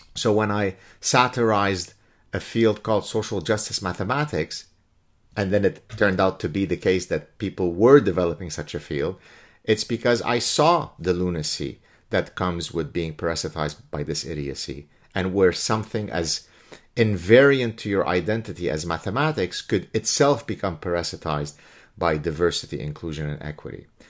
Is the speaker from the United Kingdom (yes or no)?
no; Canada; I'm Canadian again